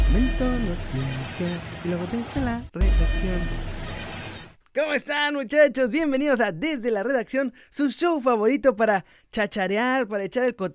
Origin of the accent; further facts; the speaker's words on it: Mexico; yo soy mexicano, eh, pero le voy al Real Madrid.